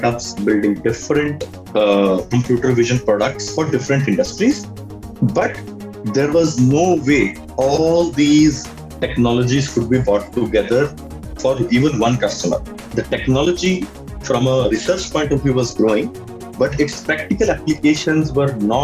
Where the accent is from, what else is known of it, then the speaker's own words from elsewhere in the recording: Punjab, India; also born or lived in Pittsburgh, United States; now in Delhi, India; I come from Punjab, actually. I come from a very small town in Punjab.